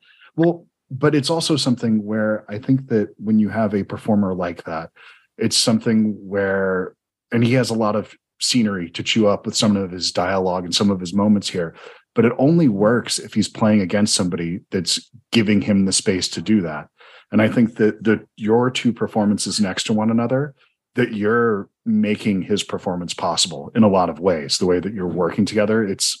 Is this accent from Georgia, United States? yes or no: yes; Georgia, United States; I'm from Georgia